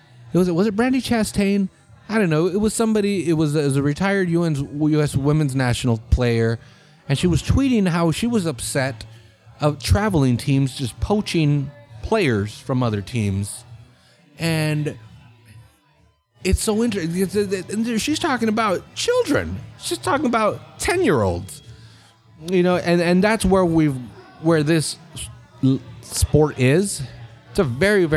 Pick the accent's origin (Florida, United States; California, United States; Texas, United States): California, United States; Salinas; I'm from Salinas